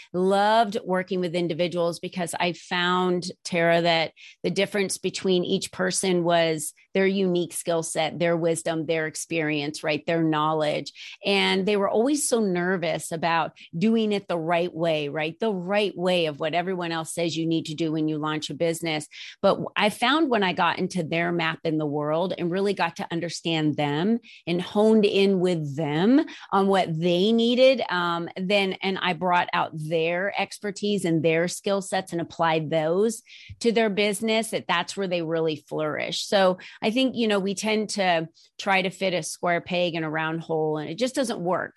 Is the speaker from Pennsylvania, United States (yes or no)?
no; New Jersey, United States; moved away as an adult; now in Arizona, United States; I was raised in New Jersey